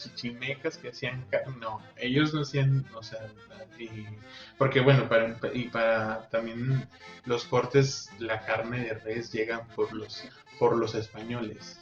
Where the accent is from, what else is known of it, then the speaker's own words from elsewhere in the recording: northern Mexico, Mexico; como buen norteño